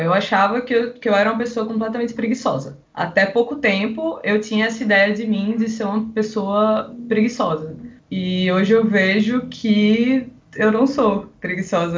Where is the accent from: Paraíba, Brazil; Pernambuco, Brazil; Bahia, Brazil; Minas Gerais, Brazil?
Pernambuco, Brazil; Recife; moved away as an adult; now in Niterói, Brazil; Vim lá de Recife, acho que dá pra perceber aí pelo sotaque. Mas moro aqui já há três anos e meio, desde 2016, tô morando aqui em Niterói